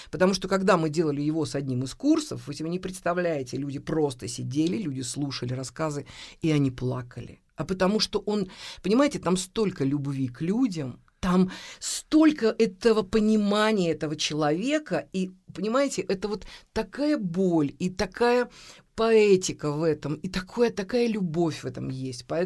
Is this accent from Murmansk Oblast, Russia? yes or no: no; Samara, Samara Oblast, Russia; Мы же из Самары